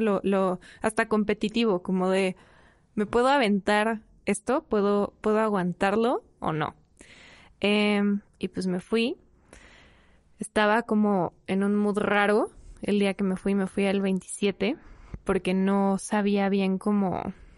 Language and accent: Spanish; Mexico City, Mexico; soy de la Ciudad de México y me dedico al cine